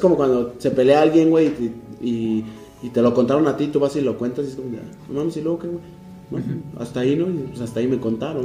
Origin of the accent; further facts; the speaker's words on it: Mexico City, Mexico; los que sí somos chilangos de verdad